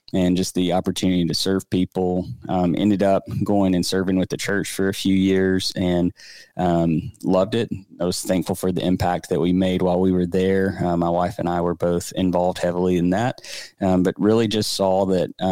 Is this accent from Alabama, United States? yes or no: yes; Birmingham, Alabama, United States; We grew up together here in the Birmingham area